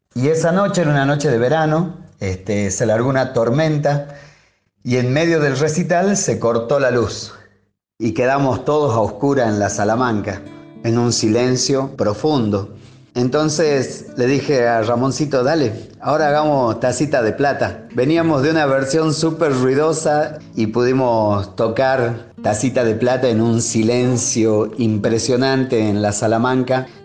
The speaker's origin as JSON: {"language": "Spanish", "town": "Humahuaca", "region": "Jujuy", "country": "Argentina", "said": "de Humahuaca, Jujuy"}